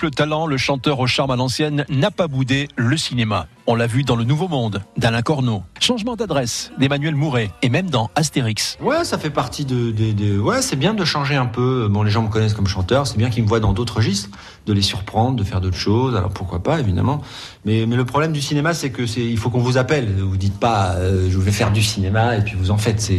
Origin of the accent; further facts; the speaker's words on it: Tunisia; born there; Bah, enfin, moi je suis en Méditerranée, je suis né en Tunisie, donc il euh, c'est faut dire que la Tunisie c'est un espèce de carrefour.